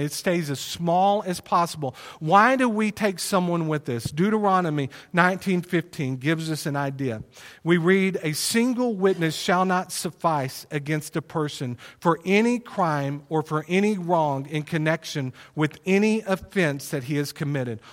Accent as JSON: {"language": "English", "town": "Plano", "region": "Texas", "country": "United States", "tie": "born or raised there", "also_born_or_lived": "Wylie, Texas", "said": "we moved from Plano to Wiley, um, on my twelfth birthday. And so I was in the sixth grade."}